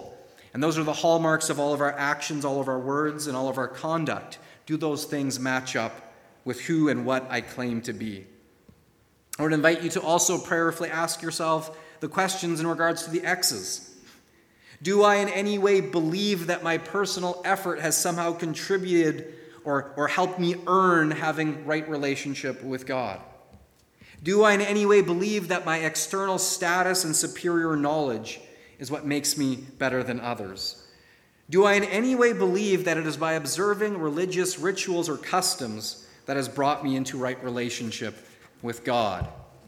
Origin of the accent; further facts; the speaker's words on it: Florida, United States; Even though I grew up in Florida and was around that tree regularly as a child, I couldn't recognize a grapefruit tree on my most citrus-informed day.